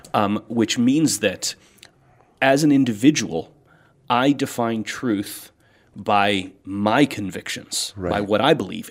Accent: United States; as Americans

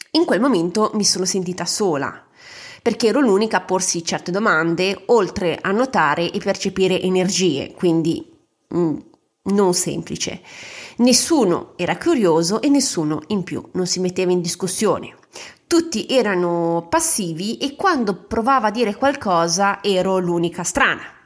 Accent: a small Ligurian town, Italy; vivevo in una cittadina ligure molto cattolica Immagina che la comunità cattolica del mio paese

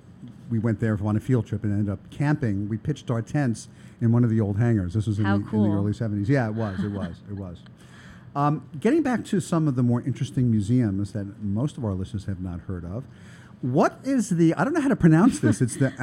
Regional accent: Brooklyn, New York, United States; And I'm from Brooklyn originally

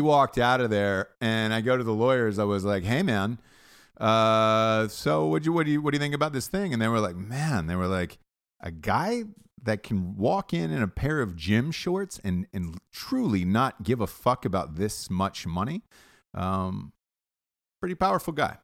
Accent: Atlanta, Georgia, United States; moved away; I'm from, I'm from Atlanta.

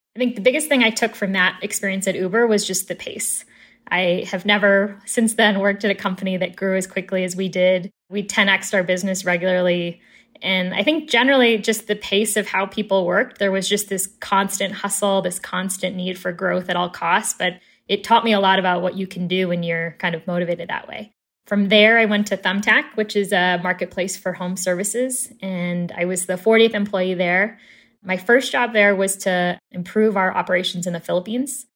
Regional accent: Chicago, Illinois, United States; born and raised in Chicago

